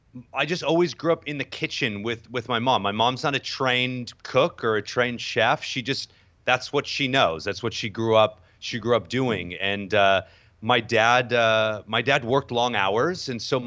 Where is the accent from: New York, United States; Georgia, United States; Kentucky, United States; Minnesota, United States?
New York, United States; also born or lived in Southern California; I'm from Southern California originally, although spent the majority of sort of my upbringing in New York as well. Both my parents are from New York, so I kind of bounce back and forth between SoCal and in New York.